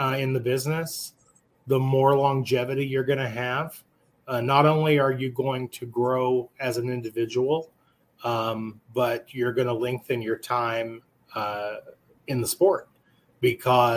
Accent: Amarillo, Texas, United States; I've lived in Texas my entire life. I'm born and raised in Amarillo, Texas

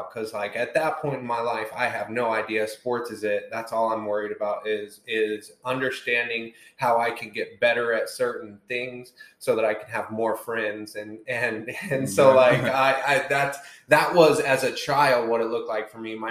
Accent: Centerville, Indiana, United States; I was born and raised in, like we were talking about, Centerville, Indiana

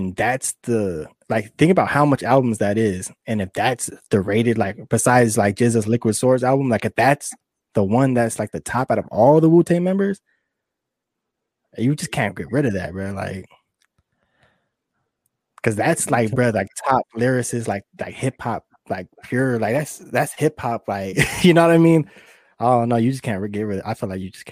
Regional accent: West Coast, United States; we're just from the West Coast

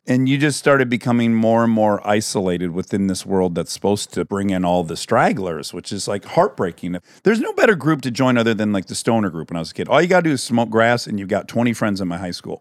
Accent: Michigan, United States; where I grew up in Michigan

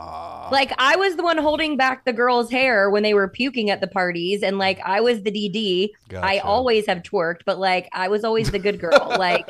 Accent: Orlando, Florida, United States; Orlando, Florida.

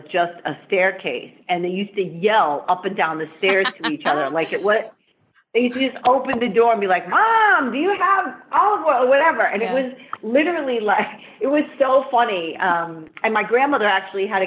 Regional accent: New York City, New York, United States; I grew up in the Bronx. I'm from the Bronx

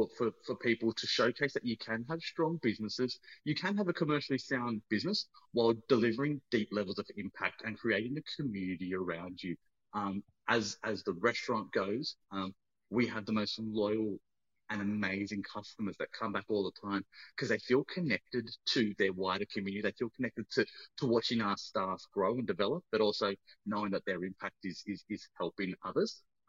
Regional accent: Australia; And now I bring that to the people because I own my story as an Australian Sri Lankan.

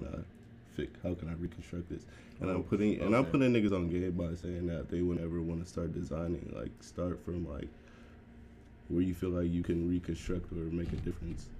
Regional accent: Oakland, California, United States; I'm from the Bay. I'm from Oakland specifically

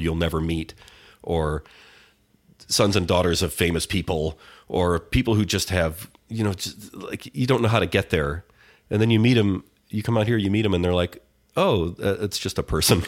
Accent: Detroit, Michigan, United States; I'm from, uh, Detroit, the suburbs of Detroit

